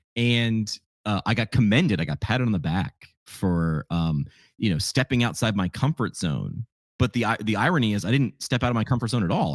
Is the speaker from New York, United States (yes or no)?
yes; New York, United States; moved away as an adult; also born or lived in Northeast Pennsylvania; I grew up in New York.